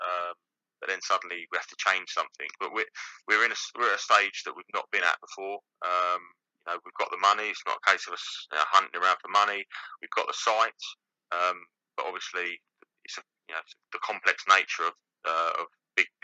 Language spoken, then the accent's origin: English; Canterbury, South East England, United Kingdom; I'm from Canterbury, I played for Canterbury